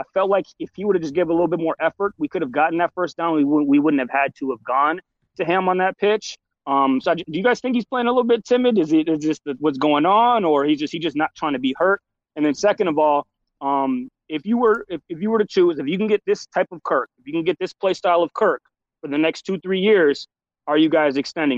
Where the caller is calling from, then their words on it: Shakopee, Minnesota, United States; I'm in Shakopee, Minnesota, so I'm out here with you guys.